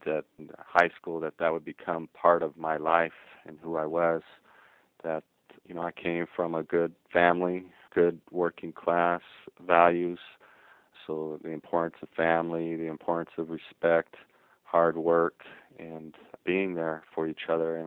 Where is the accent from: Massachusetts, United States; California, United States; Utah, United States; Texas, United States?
Utah, United States; Ogden; I'm from Ogden, Utah, and so it's not a place in the literature that's typically seen as where gangs are present.